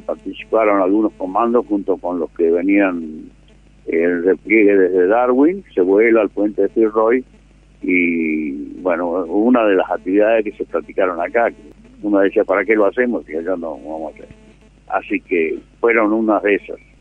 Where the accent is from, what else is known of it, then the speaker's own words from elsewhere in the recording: Manantiales, Catamarca, Argentina; moved away; also born or lived in Chaco / Pilar / Ciudadela / Azul; soy nacido en Catamarca